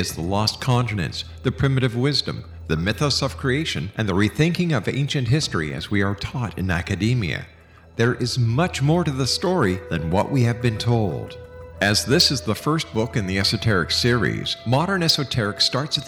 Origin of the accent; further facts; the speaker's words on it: Montreal, Quebec, Canada; I'm from Montreal